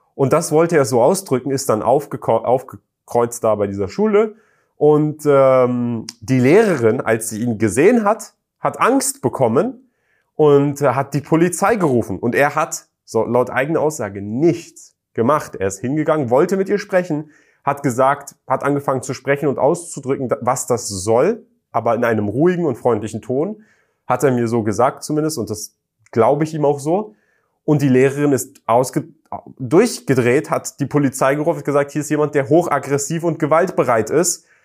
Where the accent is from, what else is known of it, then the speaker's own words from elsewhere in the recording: Germany; ich komme aus Deutschland